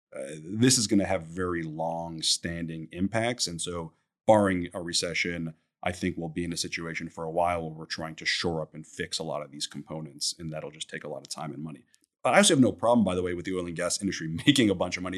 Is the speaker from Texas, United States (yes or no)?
no; New York City, New York, United States; moved away as an adult; now in Houston, United States; I'm born and raised in New York City.